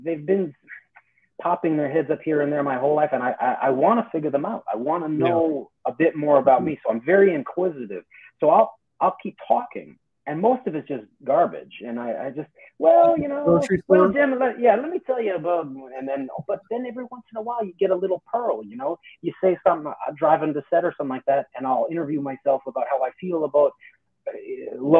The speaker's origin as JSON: {"language": "English", "town": "Calgary", "region": "Alberta", "country": "Canada", "tie": "born or raised there", "moved": "yes", "said": "I grew up in Calgary"}